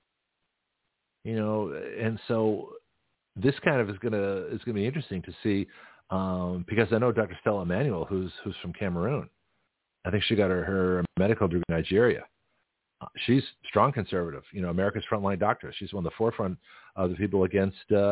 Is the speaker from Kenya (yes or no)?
no; Canada; now in United States; as a Canadian immigrant